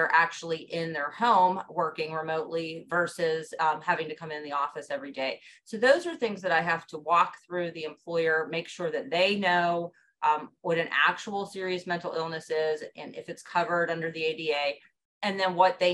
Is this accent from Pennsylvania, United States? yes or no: yes; Johnstown, Pennsylvania, United States; now in Pittsburgh, United States; I'm originally from Johnstown, Pennsylvania, which is in Cambria County